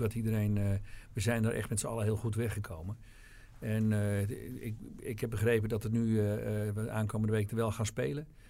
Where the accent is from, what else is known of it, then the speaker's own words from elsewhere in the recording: Alkmaar, North Holland, Netherlands; En ik kwam uit Alkmaar.